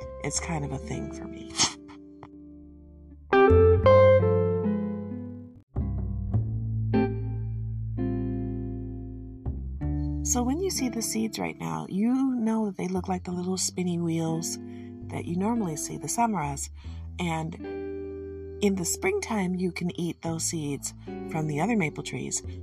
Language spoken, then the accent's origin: English; Michigan, United States; I'm from Michigan